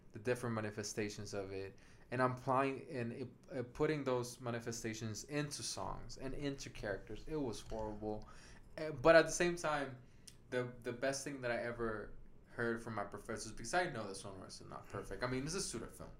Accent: Puerto Rico; English is a second language; moved away as an adult; now in Atlanta, United States; I, was born in an island

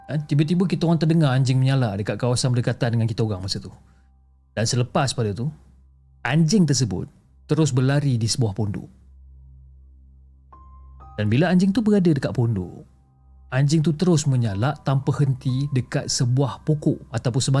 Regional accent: Port Klang, Selangor, Malaysia; dan saya berasal daripada Port Klang.

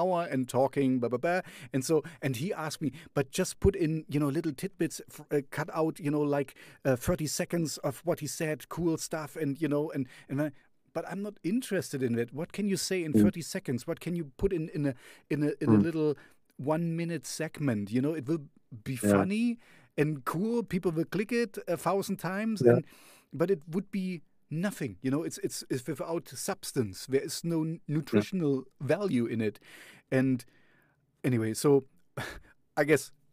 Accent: Jena, Thuringia, Germany; I'm here in Jena, that's my hometown

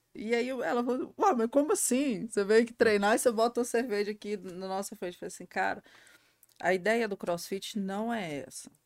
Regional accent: Cristalina, Goiás, Brazil; also born or lived in Minas Gerais; a minha família é de Minas, né? Uh, e a gente mudei para cá muito novinha, uhum. quatro anos. E eu cresci em Cristalina

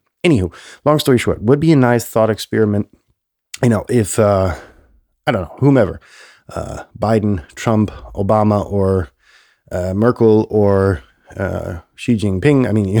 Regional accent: Germany; English is a second language; I grew up in Germany where politicians, you know, you grow up in this little protected, you know, nest, essentially, in this country that was, you know, war torn.

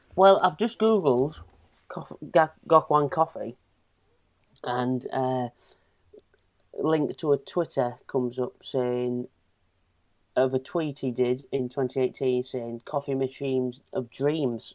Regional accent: Hull, Yorkshire and the Humber, United Kingdom; being from Hull

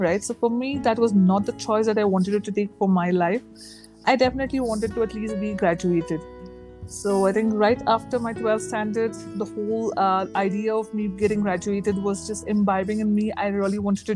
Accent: Ooty, Tamil Nadu, India; moved away as an adult; also born or lived in Bangalore; now in Hyderabad, India; born and brought up in a very small town, Ooty

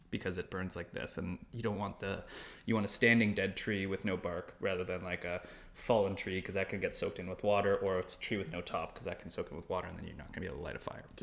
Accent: Toronto, Ontario, Canada; Raised like, born and raised in Toronto.

